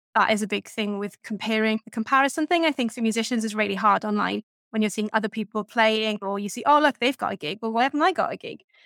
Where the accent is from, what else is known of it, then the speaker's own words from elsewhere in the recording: Welsh Valleys, Wales, United Kingdom; I grew up in the Welsh Valleys